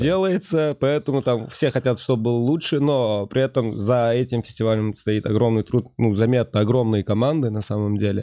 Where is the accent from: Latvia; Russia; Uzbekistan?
Uzbekistan; Я сам не из Ташкента, родом угу. из маленького городка, поэтому э, мое детство прошло именно вдали от центра